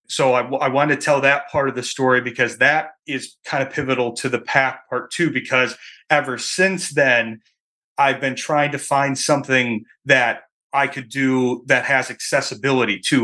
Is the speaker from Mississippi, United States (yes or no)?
no; Michigan, United States; moved away as an adult; I'm from Michigan originally, that's where I, that's where I live now